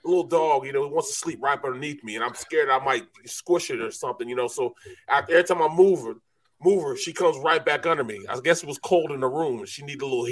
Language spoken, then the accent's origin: English; St. Louis, Missouri, United States; moved away as an adult; now in Philadelphia, United States; I'm from St. Louis